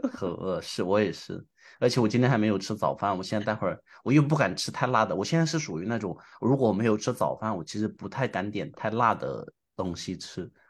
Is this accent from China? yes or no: yes; Hunan, China; moved away; 我其实作为一个湖南人，虽然是湖南人，因为在外面待太久了